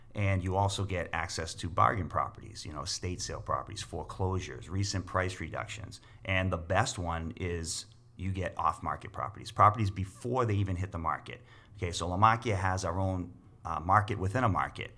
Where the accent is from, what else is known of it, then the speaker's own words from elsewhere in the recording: Boston, Massachusetts, United States; also born or lived in Leominster, Massachusetts; now in Winchendon, United States; I was born and raised in Boston.